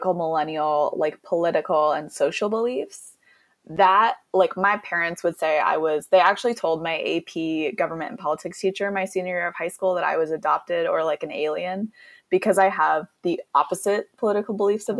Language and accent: English; Eastern Washington, United States; I grew up in Eastern Washington